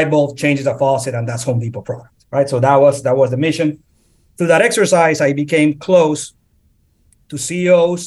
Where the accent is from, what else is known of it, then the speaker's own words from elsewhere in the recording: Colombia; moved away as an adult; also born or lived in Philadelphia; now in Atlanta, United States; I born and raised in Colombia